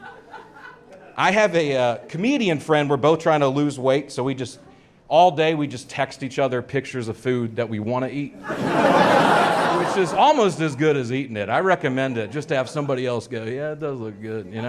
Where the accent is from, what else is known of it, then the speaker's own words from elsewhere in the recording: Nashville, Tennessee, United States; I'm from Nashville, Tennessee. It's where I came from